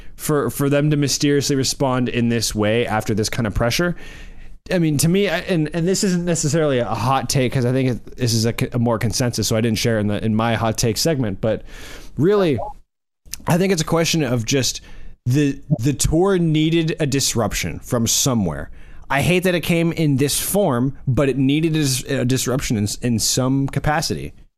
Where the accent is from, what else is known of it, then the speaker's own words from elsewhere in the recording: the South, United States; growing up in the South